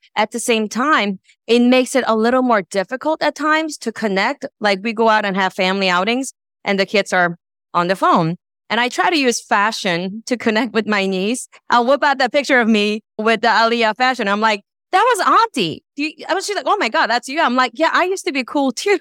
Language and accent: English; New York, United States; I'm from New York